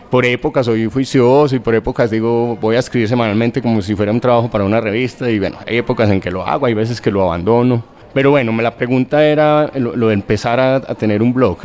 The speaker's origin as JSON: {"language": "Spanish", "country": "Colombia", "moved": "yes", "lives_now": "Buenos Aires, Argentina"}